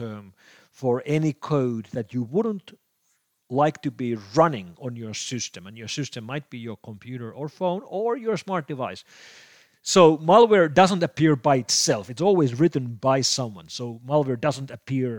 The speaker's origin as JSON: {"language": "English", "country": "Finland", "said": "here in my home country of Finland"}